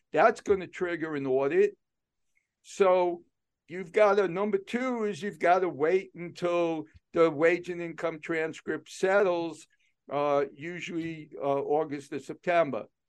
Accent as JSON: {"language": "English", "town": "New York City", "region": "New York", "country": "United States", "tie": "born or raised there", "moved": "yes", "said": "I grew up in New York City, so I learned to be aggressive with people"}